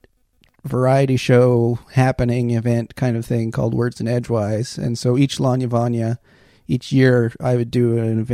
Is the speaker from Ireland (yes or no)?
no; central Alberta, Canada; moved away as an adult; also born or lived in Newfoundland / Montreal / Calgary; now in Cape Breton, Canada; I grew up on a farm in central Alberta, a beef farm